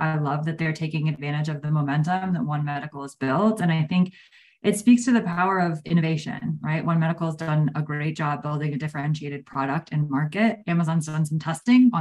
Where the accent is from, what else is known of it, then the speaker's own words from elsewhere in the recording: New Jersey, United States; now in Austin, United States; I grew up in New Jersey